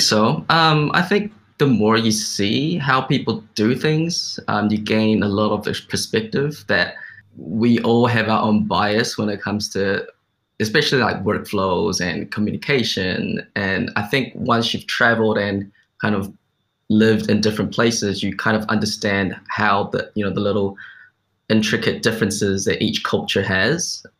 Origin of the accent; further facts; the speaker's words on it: New Zealand; growing up in New Zealand, which is like a Western culture